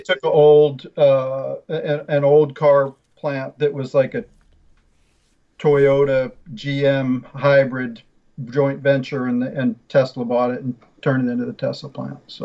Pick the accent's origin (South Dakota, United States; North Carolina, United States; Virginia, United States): North Carolina, United States; Chapel Hill; moved away; I grew up in Chapel Hill. My dad was a computer science professor at UNC